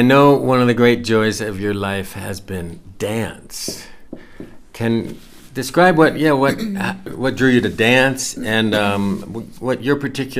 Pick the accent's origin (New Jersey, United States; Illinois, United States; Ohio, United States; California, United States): Ohio, United States; Cincinnati; We grew up in Cincinnati, Ohio.